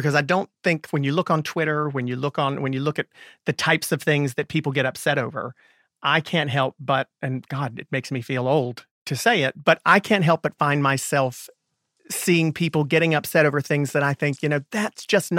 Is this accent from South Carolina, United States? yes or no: no; Raleigh, North Carolina, United States; I'm from Raleigh.